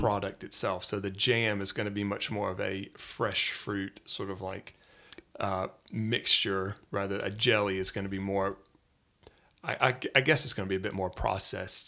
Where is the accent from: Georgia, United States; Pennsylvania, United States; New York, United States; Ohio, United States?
Georgia, United States; Atlanta; moved away as an adult; now in Wales, United Kingdom; originally I'm from the Metro Atlanta area in Georgia, so in the United States, in the South